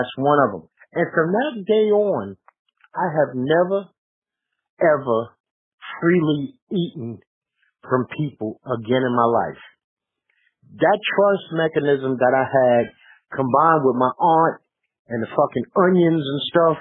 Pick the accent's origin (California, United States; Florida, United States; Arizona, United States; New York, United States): New York, United States; New York City; moved away; we're from New York